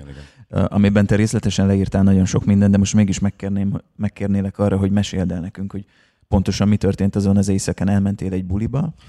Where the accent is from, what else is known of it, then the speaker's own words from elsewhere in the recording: Szeged, Csongrád-Csanád, Hungary; mi szegediek vagyunk